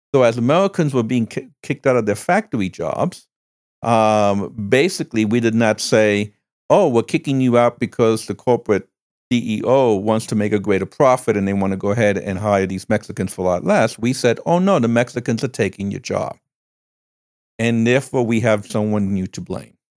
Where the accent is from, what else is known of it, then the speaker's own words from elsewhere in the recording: Cuba; now in United States; I was born in Cuba